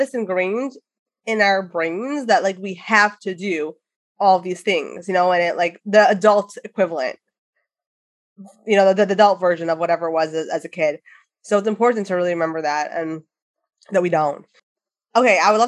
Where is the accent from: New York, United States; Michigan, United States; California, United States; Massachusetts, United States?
Michigan, United States; Detroit; we're both from Detroit